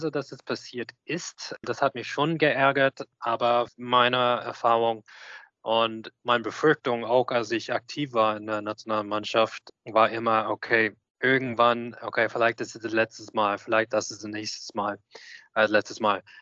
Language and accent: German; Australia; ich kenne die Manager Pascal Winkler aus Sydney University schon sehr lang, aus meiner Jugend in Australien